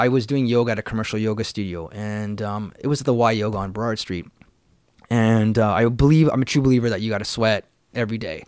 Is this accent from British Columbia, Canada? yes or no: yes; Vancouver, British Columbia, Canada; also born or lived in Prince George; I grew up in the city of Vancouver